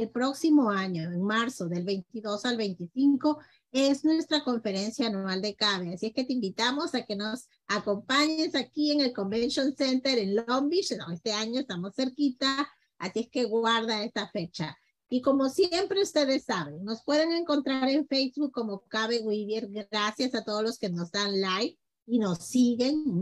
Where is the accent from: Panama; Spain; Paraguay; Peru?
Peru; now in Mexico; Somos peruanos, pero ya estamos adoptados por todos nuestros amigos mexicanos